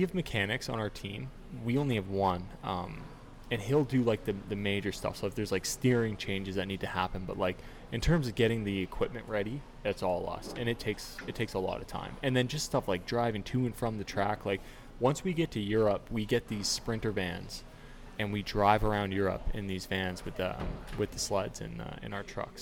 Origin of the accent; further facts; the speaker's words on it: Toronto, Ontario, Canada; I grew up in Toronto, so like I'm a Leafs